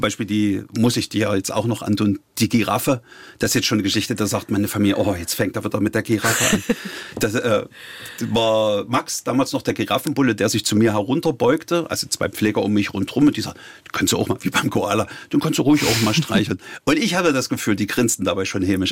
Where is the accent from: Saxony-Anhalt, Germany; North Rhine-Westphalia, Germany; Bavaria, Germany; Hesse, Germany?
Saxony-Anhalt, Germany; Halle; ich bin ja Hallenser